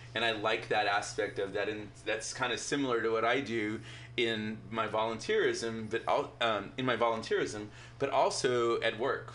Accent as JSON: {"language": "English", "region": "Texas", "country": "United States", "tie": "born or raised there", "moved": "yes", "said": "growing up in Texas, where living here now"}